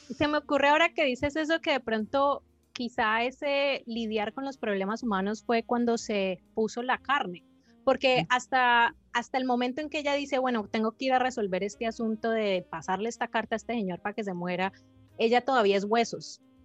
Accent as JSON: {"language": "Spanish", "country": "Colombia", "moved": "as an adult", "lives_now": "United States", "said": "Vivo en Estados Unidos, pero soy colombiana. Llevo aquí nueve años."}